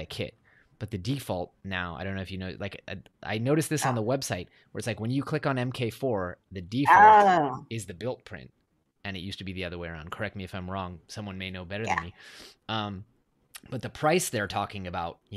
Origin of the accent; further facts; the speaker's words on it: Silicon Valley, California, United States; I grew up in Silicon Valley